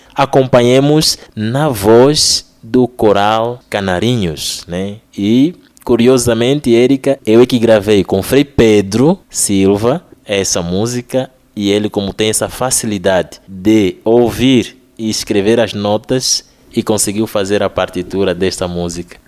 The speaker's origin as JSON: {"language": "Portuguese", "country": "Angola", "said": "eu sou angolano."}